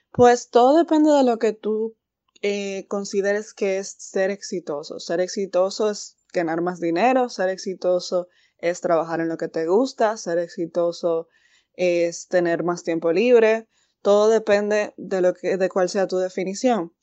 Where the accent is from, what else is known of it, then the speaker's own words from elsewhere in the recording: Santiago de los Caballeros, Santiago, Dominican Republic; also born or lived in Santo Domingo; yo soy originaria de Santiago